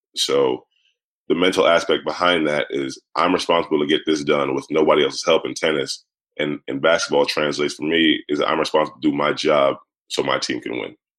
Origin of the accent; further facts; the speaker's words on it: New York City, New York, United States; growing up in Brooklyn